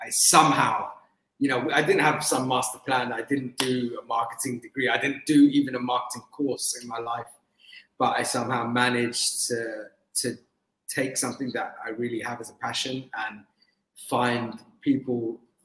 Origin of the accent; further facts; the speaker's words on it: London, United Kingdom; I grew up in London, I was born in London and I lived a lot of my life in London